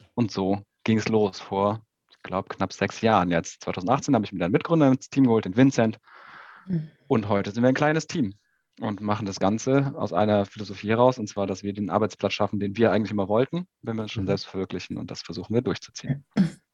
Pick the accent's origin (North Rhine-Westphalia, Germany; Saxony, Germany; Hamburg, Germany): North Rhine-Westphalia, Germany; Aachen; geboren irgendwie in Aachen